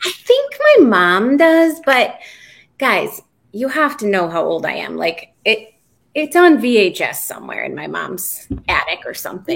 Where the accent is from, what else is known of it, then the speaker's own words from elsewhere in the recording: Williamsburg, Virginia, United States; I grew up in Williamsburg, Virginia.